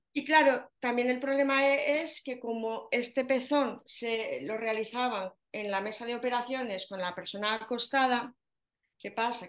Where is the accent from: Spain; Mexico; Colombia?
Spain; Zaragoza, Aragon; Yo soy de Zaragoza, lo notaréis en el acento